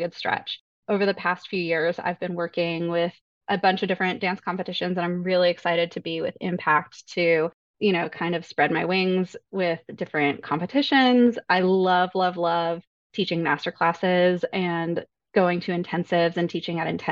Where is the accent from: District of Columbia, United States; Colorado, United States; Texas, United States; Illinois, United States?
Colorado, United States; Denver; moved away as an adult; also born or lived in New York; I grew up in South Suburban Denver, dancing competitively in that area